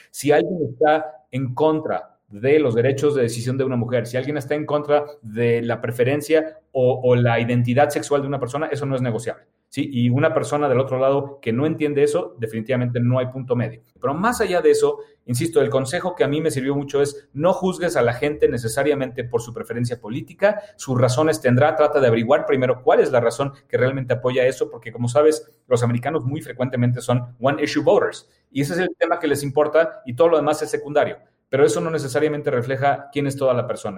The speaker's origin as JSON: {"language": "Spanish", "country": "Mexico", "also_born_or_lived": "Germany (half German)", "said": "como mexicanos"}